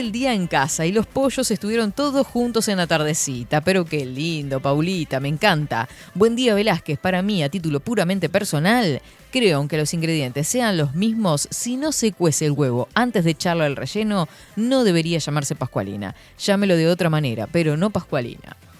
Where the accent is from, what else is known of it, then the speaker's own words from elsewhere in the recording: Uruguay; como uruguayos